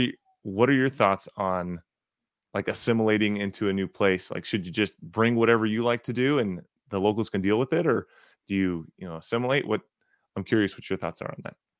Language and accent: English; North Texas, United States; I grew up in North Texas